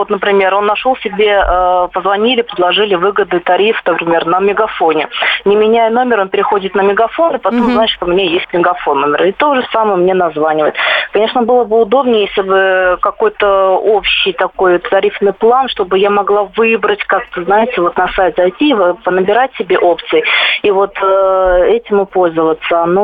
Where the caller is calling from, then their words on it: Moscow, Russia; А, я звоню вам из Москвы